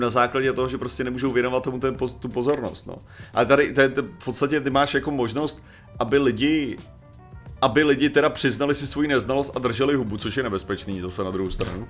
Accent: Czechia; my, jako konkrétně Češi

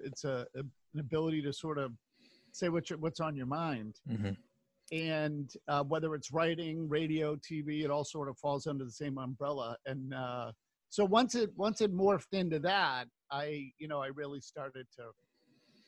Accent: Waltham, Massachusetts, United States; also born or lived in Watertown, Massachusetts; I grew up in Waltham, actually grew up in Watertown and Waltham and lived in, you know, my family moved when I was 13

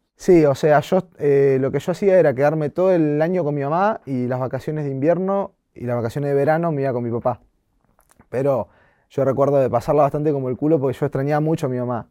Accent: Bahía Blanca, Buenos Aires Province, Argentina; moved away; also born or lived in Comodoro Rivadavia; no nací ahí, pero viví casi toda mi vida y y amo estar ahí.

